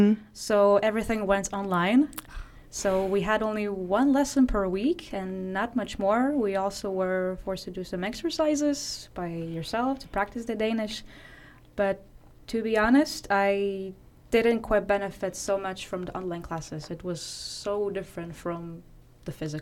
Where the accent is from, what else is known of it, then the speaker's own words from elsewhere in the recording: Latvia; moved away as an adult; now in Denmark; I come from Latvia, I study GMM here in SDU